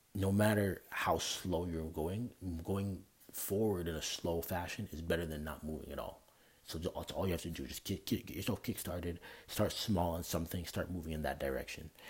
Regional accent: Canada; moved away; I'm from Canada. Like I don't live anywhere near where I'm from

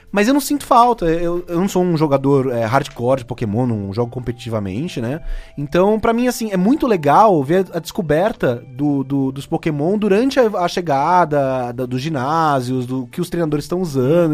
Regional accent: Cubatão, São Paulo, Brazil; moved away; eu sou daqui de Cubatão

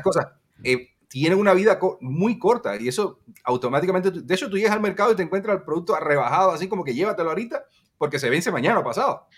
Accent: Cuba; nosotros los cubanos

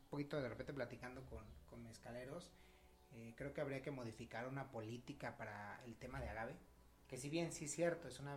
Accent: Mexico; si bien nosotros apreciamos como dijimos, mexicanos el mezcal

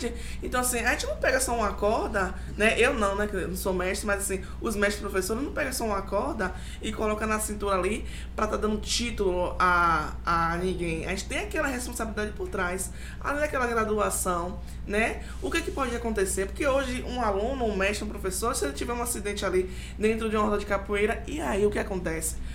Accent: Bahia, Brazil; Adoro, eu sou baiana.

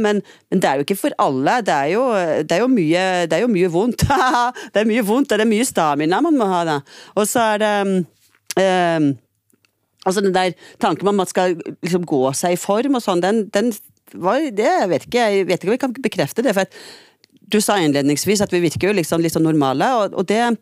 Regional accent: Trondheim, Trøndelag, Norway; now in Stavanger, Norway; jeg er født i Trondheim. Og så har jeg endt opp i Stavanger

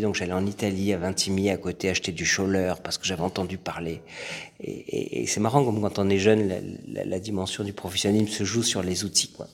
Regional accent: France; j'ai grandi en France

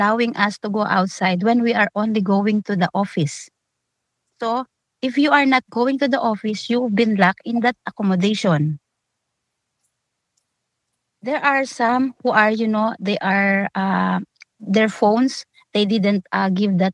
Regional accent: Philippines; moved away as an adult

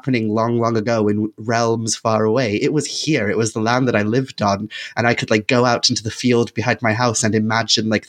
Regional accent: Wales, United Kingdom; born or raised there; first language Welsh; English is a second language

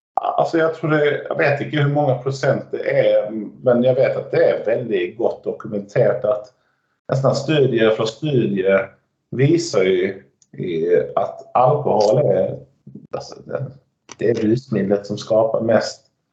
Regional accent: Skåne, Sweden; Norwegian is a second language; now in Norway; I Skåne så bruker vi se at vi er, vi er ikke svensker, vi er ikke dansker, vi er skåninger.

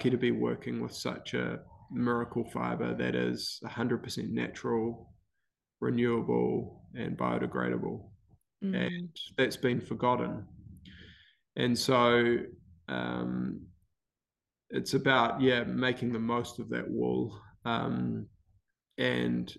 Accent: Wellington, New Zealand; I grew up in Wellington.

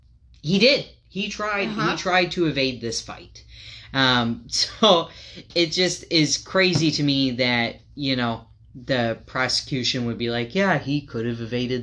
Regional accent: United States; I grew up in Farmer City, USA.

